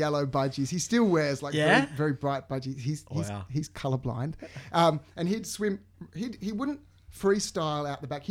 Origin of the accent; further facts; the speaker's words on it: Sydney, New South Wales, Australia; I'm from the suburbs of the North Shore